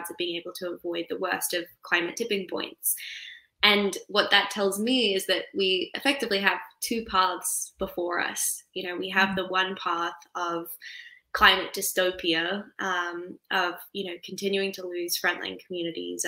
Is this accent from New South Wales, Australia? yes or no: no; tropical North Queensland, Australia; when I was 11, I was growing up in Australia's tropical North Queensland